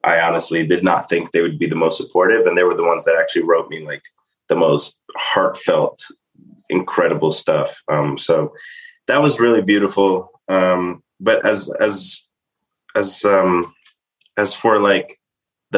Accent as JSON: {"language": "English", "town": "New York City", "region": "New York", "country": "United States", "said": "I'm from Staten Island, New York"}